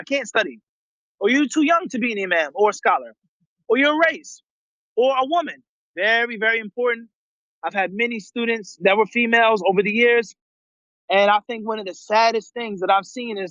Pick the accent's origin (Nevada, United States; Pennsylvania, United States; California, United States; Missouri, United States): Pennsylvania, United States; Philadelphia; I'm from Philadelphia, because I'm too young, because I come from this lineage